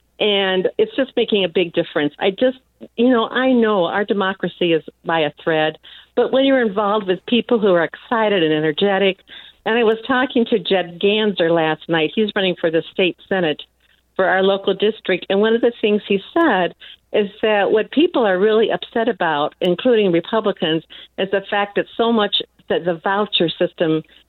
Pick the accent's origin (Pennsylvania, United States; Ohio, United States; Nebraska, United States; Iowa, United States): Iowa, United States; born or raised there